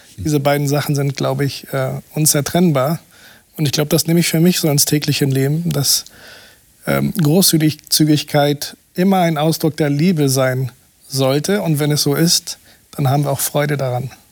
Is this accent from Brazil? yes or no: yes; Brazil; moved away; in meinem Heimatland Brasilien